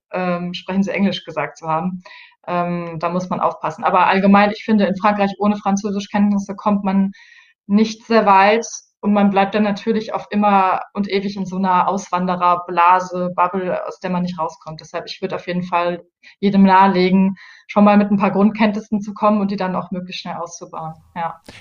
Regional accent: Germany; moved away as an adult; now in Paris, France; als Deutsche

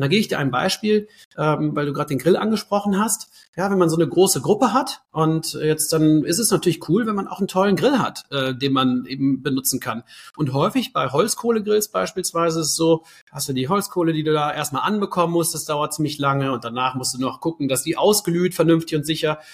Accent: near Cologne, North Rhine-Westphalia, Germany; moved away as an adult; now in Berlin, Germany; ich komme ursprünglich aus der Nähe von Köln, bin da aufgewachsen

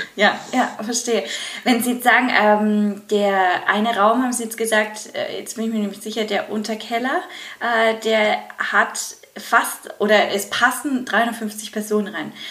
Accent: Germany; bei uns in Deutschland

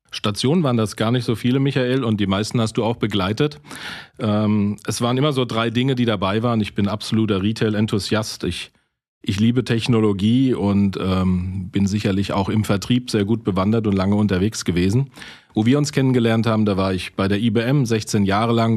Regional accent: Rhineland-Palatinate, Germany; als Pfälzer

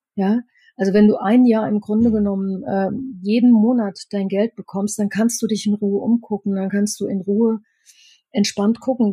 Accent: Upper Franconia, Bavaria, Germany; bei uns in Oberfranken

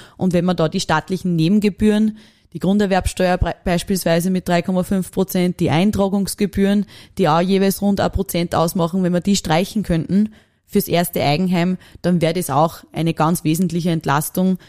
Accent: Upper Austria, Austria; dass ich Oberösterreicherin bin

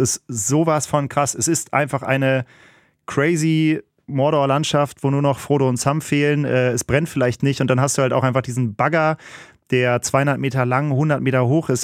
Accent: North Rhine-Westphalia, Germany; Also ich komme ja aus, hier aus NRW

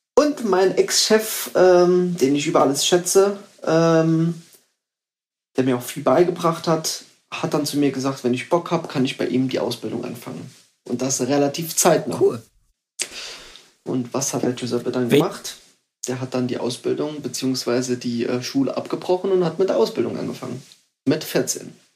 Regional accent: Saarbrücken, Saarland, Germany; born or raised there

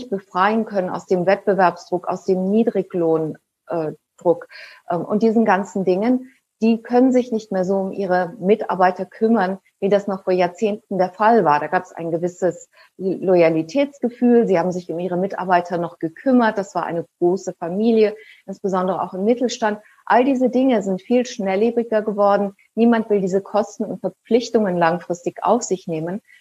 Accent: Germany; Ja, ich bin ja auch in Deutschland groß geworden, also mit einem relativen Sicherheitsdenken

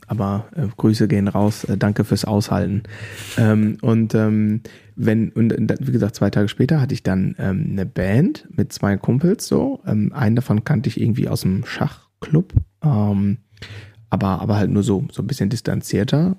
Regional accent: Germany; ich komme offensichtlich aus Deutschland

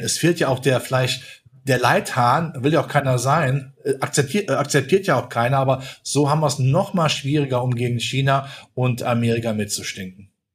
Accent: near Lützerath, North Rhine-Westphalia, Germany; in meiner Heimat nicht weit weg von Lützerath

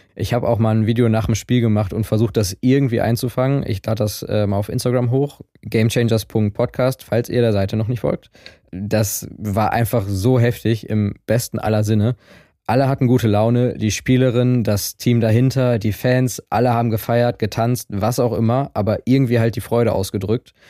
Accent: Essen, North Rhine-Westphalia, Germany; ich komme aus Essen

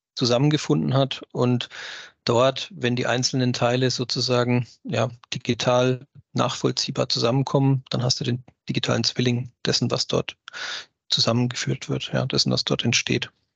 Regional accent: Germany; bei uns in Deutschland

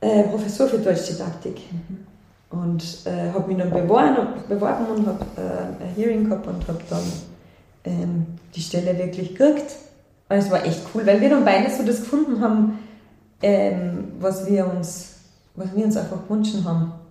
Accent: Salzburg, Austria; Und ich bin ja selbst am Land eigentlich in Salzburg aufgewachsen.

